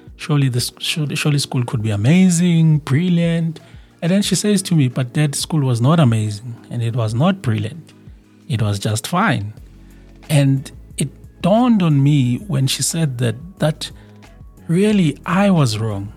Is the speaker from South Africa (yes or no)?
yes; South Africa; in my home country, South Africa